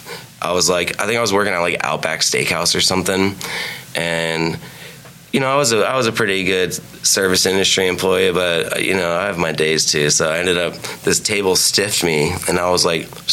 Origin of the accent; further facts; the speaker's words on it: Tampa, Florida, United States; I grew up in Tampa.